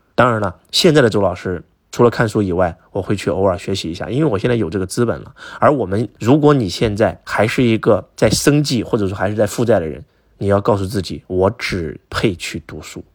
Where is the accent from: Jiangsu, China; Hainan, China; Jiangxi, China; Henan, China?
Henan, China; now in southern China; 我们过年回家，河南的传统是拜年的时候要给父母下跪啊